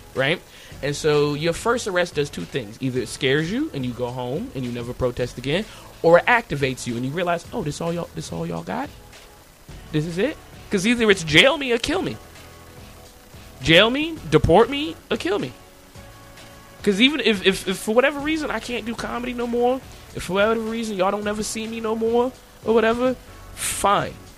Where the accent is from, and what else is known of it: United States; born or raised there